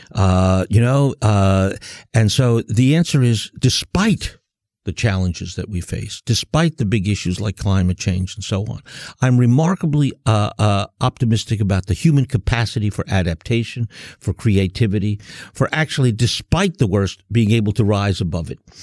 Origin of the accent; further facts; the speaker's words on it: United States; also born or lived in Germany; I'm from the United States